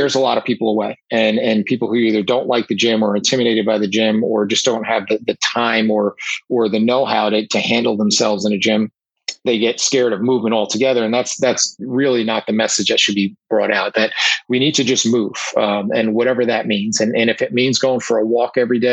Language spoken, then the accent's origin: English; United States; accent: New York, New Jersey; I'm in the New York, New Jersey area, as you can tell by my accent